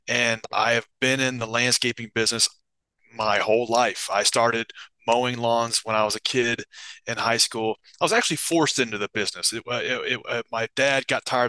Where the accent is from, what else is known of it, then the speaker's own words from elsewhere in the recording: Nashville, Tennessee, United States; I grew up in Nashville, Tennessee, in the United States